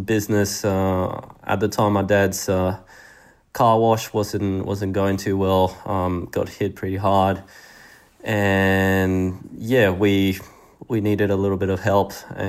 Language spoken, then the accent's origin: English; Spain; also born or lived in Sydney, Australia; now in Australia; even though I was born in Sydney, at the time every real memory I had been in Spain. All my friends, school, growing up, training at the tennis club with Adolfo, all these things.